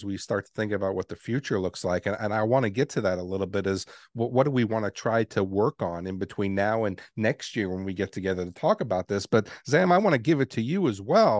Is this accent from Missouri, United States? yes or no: no; New York City, New York, United States; moved away; I grew up in New York City, and I got to see the Twin Towers every day when I left my home